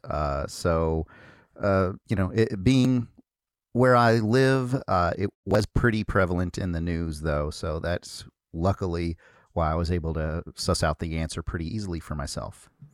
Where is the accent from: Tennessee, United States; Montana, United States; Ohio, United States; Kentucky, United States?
Kentucky, United States; I'm from Kentucky